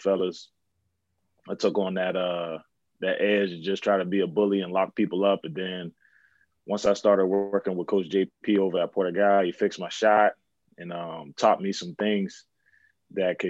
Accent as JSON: {"language": "English", "town": "Charleston", "region": "South Carolina", "country": "United States", "tie": "born or raised there", "said": "growing up in Charleston, most of my family's on James Island, both sides"}